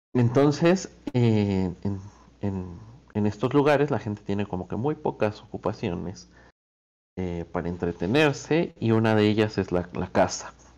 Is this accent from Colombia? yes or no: no; Argentina; estoy yo de embajador de Argentina